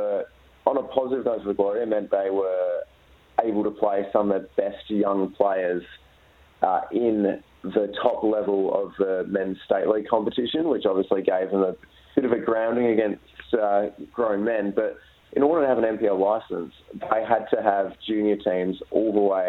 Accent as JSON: {"language": "English", "town": "Perth", "region": "Western Australia", "country": "Australia", "tie": "born or raised there", "said": "when I was growing up in Perth"}